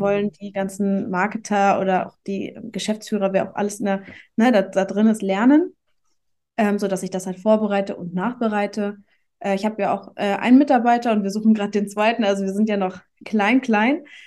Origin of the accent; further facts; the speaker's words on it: Hamburg, Germany; ich komme aus Hamburg